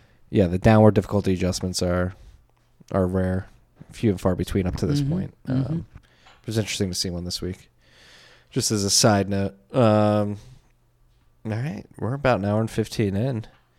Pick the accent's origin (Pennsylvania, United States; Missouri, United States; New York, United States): Pennsylvania, United States; Philadelphia; accent: Philly; It's okay. It's my Philly accent.